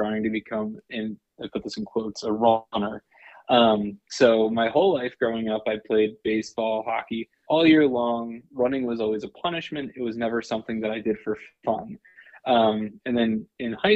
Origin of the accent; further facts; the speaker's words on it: New Jersey, United States; moved away as an adult; also born or lived in Richmond, Virginia; now in Boston, United States; I'm from New Jersey originally, born and raised, spent the first, 18 years of my life in New Jersey